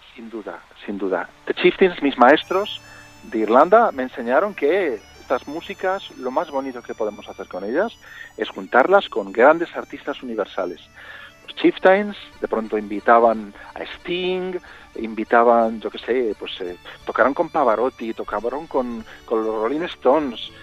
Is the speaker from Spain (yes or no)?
yes; Vigo, Galicia, Spain; Yo nací en Vigo, eh, aunque mi mamá es de Madrid